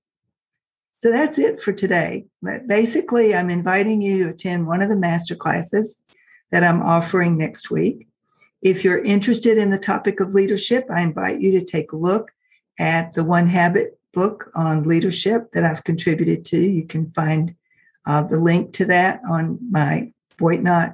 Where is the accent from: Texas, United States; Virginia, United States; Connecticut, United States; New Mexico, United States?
Virginia, United States; Richmond; Richmond, which is my hometown here in Virginia